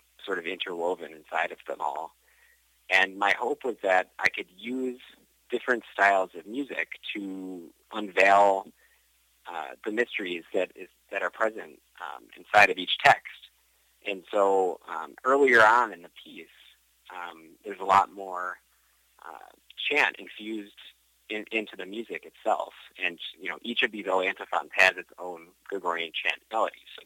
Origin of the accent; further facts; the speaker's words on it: Buffalo, New York, United States; moved away as an adult; now in Rome, Italy; I grew up in Buffalo, New York